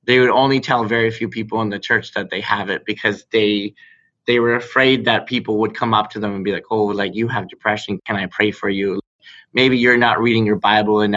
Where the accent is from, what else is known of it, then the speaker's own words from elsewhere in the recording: Barrie, Ontario, Canada; I grew up in Barrie